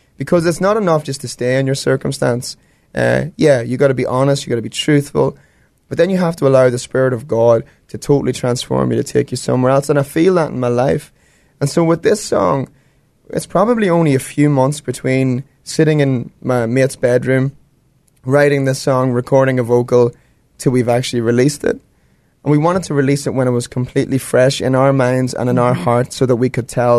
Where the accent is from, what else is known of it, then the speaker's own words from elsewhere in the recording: Ireland; moved away; I'm from Ireland